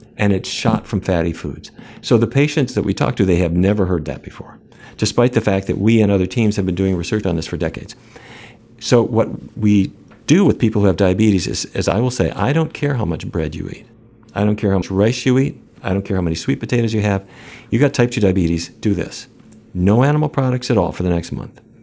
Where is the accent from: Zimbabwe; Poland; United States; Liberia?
United States; Fargo, North Dakota; moved away as an adult; also born or lived in New York City; now in Washington, D.C., United States; I grew up in North Dakota. Um, I don't know if you've seen the movie Fargo, Fargo. That's where I grew up.